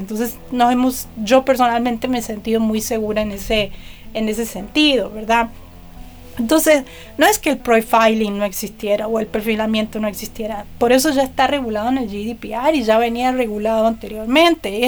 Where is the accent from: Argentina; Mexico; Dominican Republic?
Argentina; born or raised there